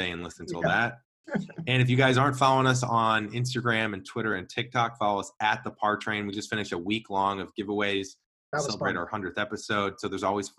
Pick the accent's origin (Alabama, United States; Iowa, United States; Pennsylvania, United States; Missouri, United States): Missouri, United States; St. Louis; we both grew up in St. Louis